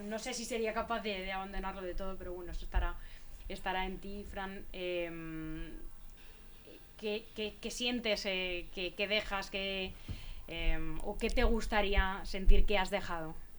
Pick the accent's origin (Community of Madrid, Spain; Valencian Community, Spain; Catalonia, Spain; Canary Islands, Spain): Community of Madrid, Spain; Leganés; soy vecina de Leganés desde que nací